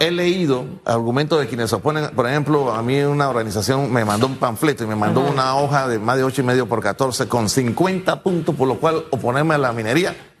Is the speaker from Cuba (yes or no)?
no; Panama; yo como panameño